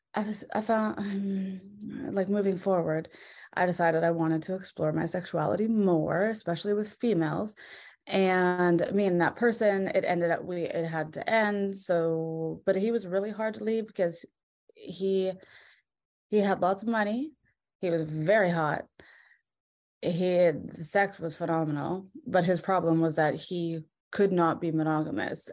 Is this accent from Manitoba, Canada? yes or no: no; British Columbia, Canada; moved away as an adult; also born or lived in Vancouver; I'm from Vancouver. Um, born and raised in like a little town, like an hour outside of Vancouver